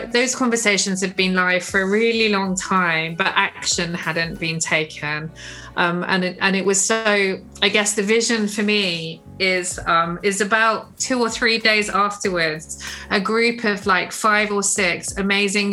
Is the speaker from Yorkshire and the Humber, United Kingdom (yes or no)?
no; Bristol, South West England, United Kingdom; also born or lived in Hastings / Nailsea; although I was born in Hastings. I moved to Bristol when I was like 2 weeks old. Well, in fact, I moved to Nailsea, but I count myself as Bristolian rather than Somerset